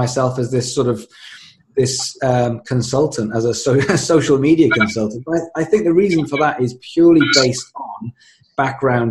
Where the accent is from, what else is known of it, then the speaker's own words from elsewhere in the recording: Swansea, Wales, United Kingdom; I grew up in Swansea in South Wales, became a musician